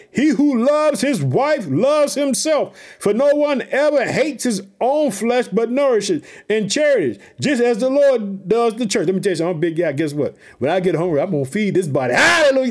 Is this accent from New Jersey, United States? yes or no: no; Illinois, United States; also born or lived in Chicago; the uh, state of Illinois, which is my home state. I live in the city of Chicago